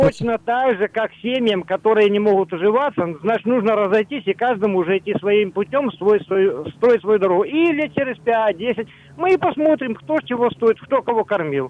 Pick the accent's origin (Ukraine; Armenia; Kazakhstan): Ukraine; moved away as an adult; also born or lived in Russia; Родился и вырос на Украине, считаю себя украинцем, но я всю взрослую жизнь прожил в России